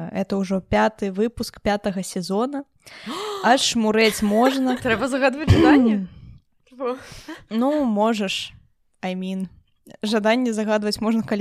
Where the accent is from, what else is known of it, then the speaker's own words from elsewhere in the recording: Belarus; я беларуска я люблю холод